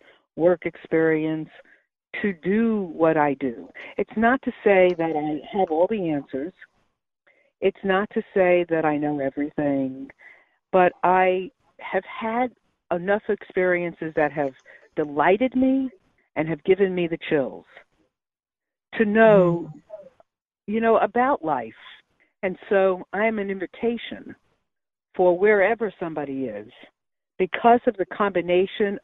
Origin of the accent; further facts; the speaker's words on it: New York City, New York, United States; moved away as an adult; also born or lived in Brooklyn, New York / Syracuse, New York / Manhattan, New York; now in North Carolina, United States; born in Brooklyn, New York, and I was raised in Queens